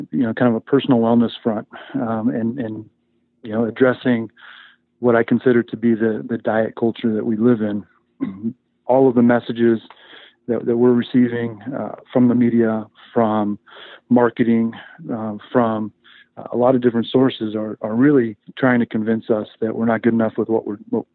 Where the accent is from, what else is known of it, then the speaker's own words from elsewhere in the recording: Chico, California, United States; moved away as an adult; also born or lived in Ithaca, New York; now in Las Vegas, United States; I grew up in Chico, was a lifelong wrestler